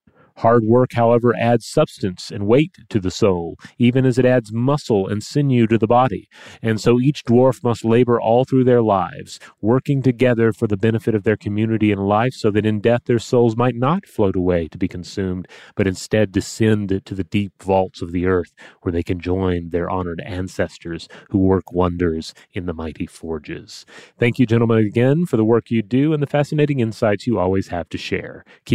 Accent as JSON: {"language": "English", "region": "New England", "country": "United States", "tie": "born or raised there", "said": "I grew up in New England, and so I was rarely confronted with them and never gave it too much thought."}